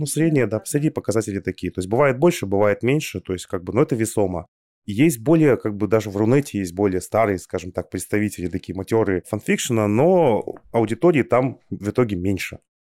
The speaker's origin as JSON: {"language": "Russian", "country": "Kazakhstan", "tie": "born or raised there", "said": "Мы сами родом из Казахстана с Аней"}